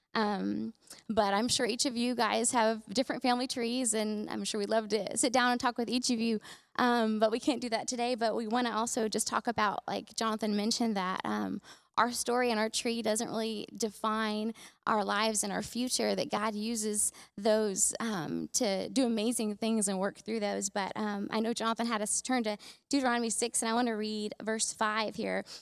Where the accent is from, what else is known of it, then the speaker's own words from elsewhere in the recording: California, United States; moved away as an adult; when I moved here, I was around 20, and I'm actually from California originally